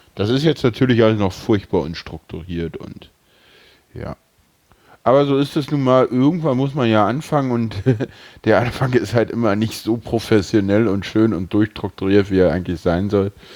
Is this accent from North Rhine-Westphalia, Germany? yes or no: no; Berlin, Germany; Ich bin Urberliner, ich bin hier geboren.